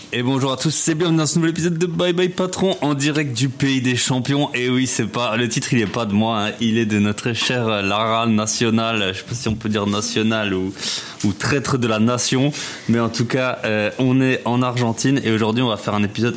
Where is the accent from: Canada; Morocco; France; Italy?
France; Alsace, Grand Est; je suis alsacien